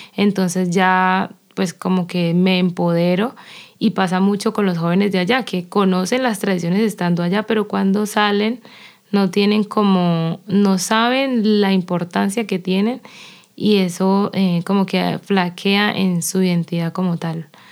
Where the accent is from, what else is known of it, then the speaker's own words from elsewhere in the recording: Quinamayo, Valle del Cauca, Colombia; moved away; yo que nací eh, o me crié en Quinamayo, al sur del Valle del Cauca